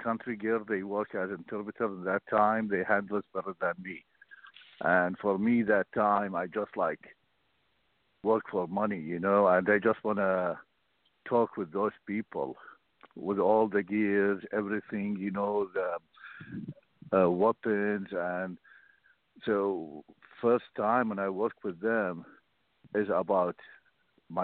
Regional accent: Mosul, Nineveh, Iraq; English is a second language; moved away as an adult; now in United States; Born and raised in Mosul

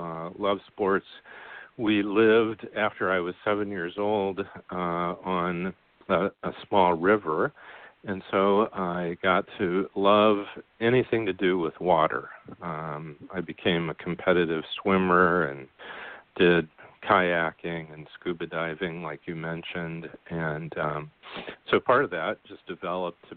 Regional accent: Goshen, Indiana, United States; I grew up in Goshen, Indiana, which when I was growing up, the population was about 10,000

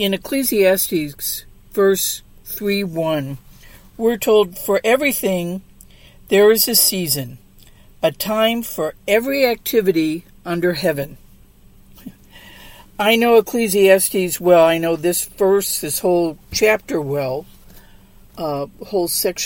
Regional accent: St. Louis, Missouri, United States; now in Southern California, United States; growing up in St. Louis

